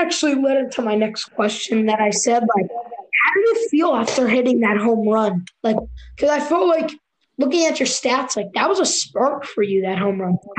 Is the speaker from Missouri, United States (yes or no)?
no; New Jersey, United States; I'm from New Jersey